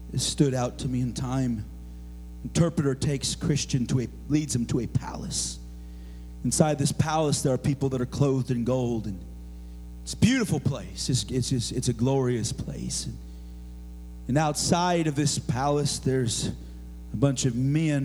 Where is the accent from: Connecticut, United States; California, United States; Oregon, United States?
Oregon, United States; moved away; growing up in Oregon, of course, and we had to study Oregon history.